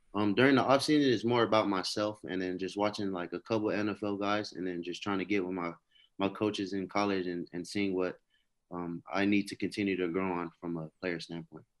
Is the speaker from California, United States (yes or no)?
yes; Hawthorne, California, United States; being raised in California, uh, in, like, Hawthorne